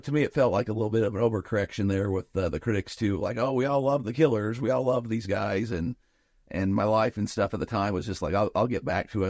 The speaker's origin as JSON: {"language": "English", "town": "Nephi", "region": "Utah", "country": "United States", "tie": "born or raised there", "said": "we grew up with around in Nephi"}